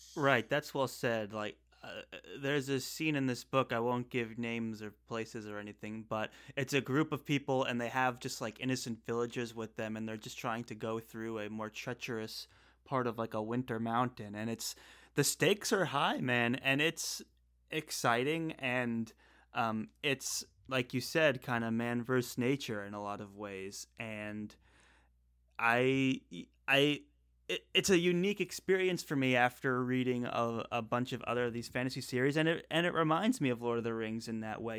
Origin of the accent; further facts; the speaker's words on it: Northeast, United States; moved away; also born or lived in the South (US); we're both from the Northeast originally, and now we're both currently um, residing in the South